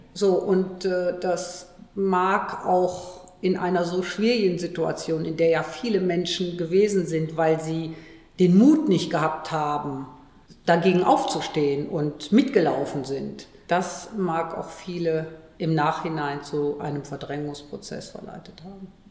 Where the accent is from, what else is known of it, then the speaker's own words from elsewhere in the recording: Cologne, North Rhine-Westphalia, Germany; ich bin ja gebürtige Kölnerin